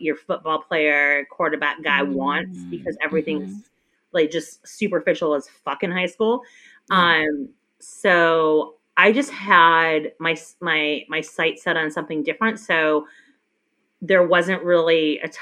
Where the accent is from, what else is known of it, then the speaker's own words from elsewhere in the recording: Minnesota, United States; a very, very small town in Minnesota, and I did not have any black people in grade school